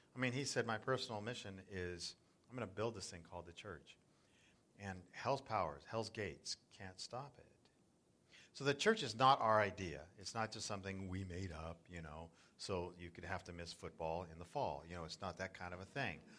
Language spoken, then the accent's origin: English; Southern California, United States; moved away as an adult; also born or lived in South Florida; now in Northern California, United States; I grew up in Southern California and we used to body surf um, Laguna and, and Newport